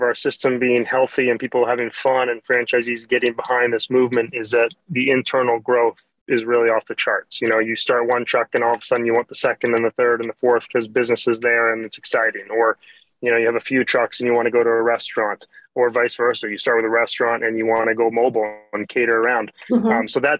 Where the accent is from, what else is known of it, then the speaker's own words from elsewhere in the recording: Maine, United States; we're cousins, we're family, we're from Maine